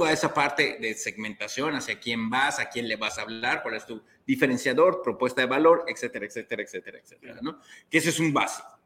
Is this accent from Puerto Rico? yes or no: no; Mexico; como buenos mexicanos